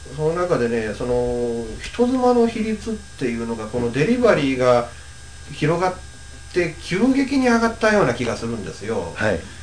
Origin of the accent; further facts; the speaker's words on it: Okayama, Japan; 僕も岡山県民としては